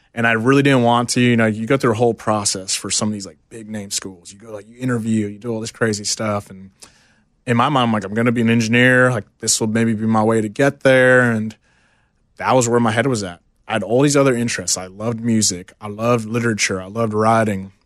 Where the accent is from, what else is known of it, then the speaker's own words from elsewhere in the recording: Houston, Texas, United States; Houston, Texas, born and raised